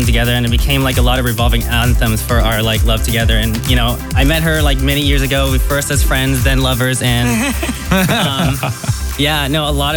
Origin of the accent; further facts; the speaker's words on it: San Francisco, California, United States; We're from San Francisco, California